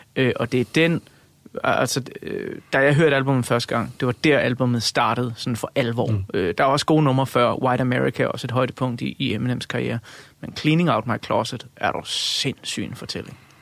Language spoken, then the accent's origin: Danish; Funen, Southern Denmark, Denmark; Jeg er født og opvokset på Fyn.